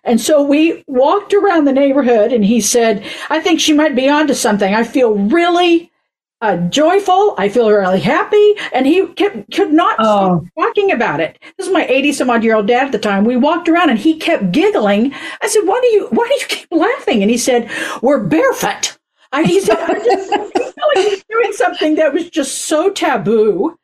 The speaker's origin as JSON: {"language": "English", "region": "Oklahoma", "country": "United States", "tie": "born or raised there", "moved": "yes", "said": "growing up in Oklahoma"}